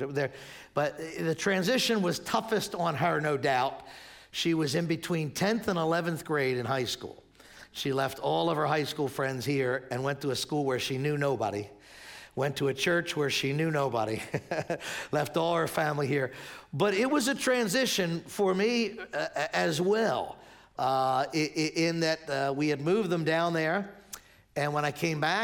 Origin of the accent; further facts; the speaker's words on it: Spruce Avenue, Pennsylvania, United States; I grew up right down the street here on Spruce Avenue, born and raised here.